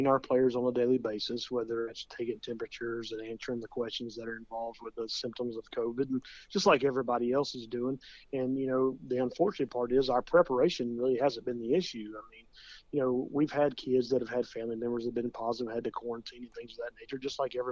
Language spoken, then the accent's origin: English; Williamson County, Tennessee, United States; growing up in Williamson County